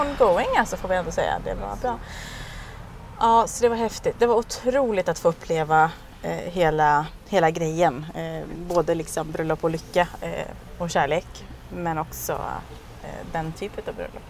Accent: Sweden; also born or lived in Thailand

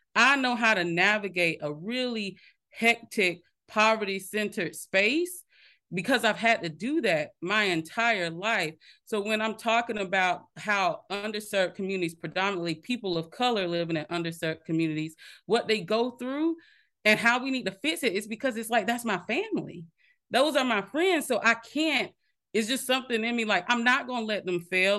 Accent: Minetta, South Carolina, United States; I was actually born and raised in Minetta, South Carolina, small town, no stoplights.

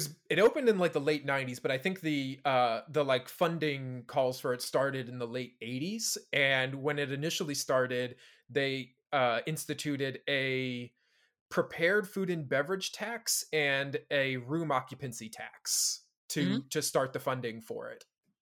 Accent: Washington, District of Columbia, United States; growing up in Washington, it was a big deal when the Washington team moved from RFK Stadium, which was, you know, downtown DC, to Maryland

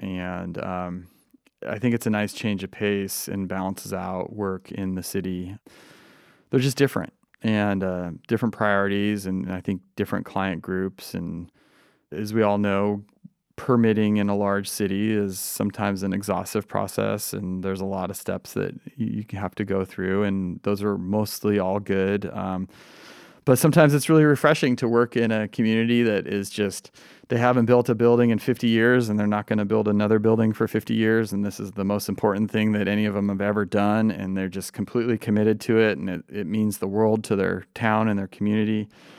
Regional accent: Pacific Northwest, United States; I think that's a result of growing up in the Pacific Northwest, where we have such dramatic landscapes and geology

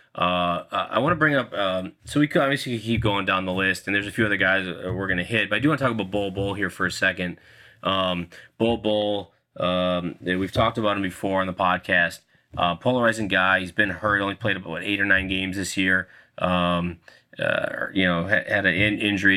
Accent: Minnesota, United States; I'm from Minnesota

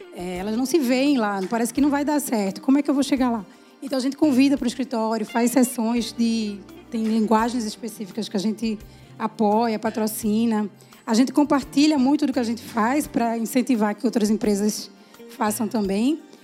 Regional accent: Recife, Pernambuco, Brazil; eu sou de Recife

